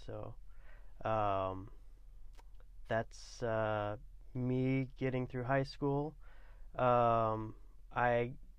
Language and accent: English; Newport, Oregon, United States; now in Coos Bay, United States; I grew up basically in Newport, Oregon. I went to high school there.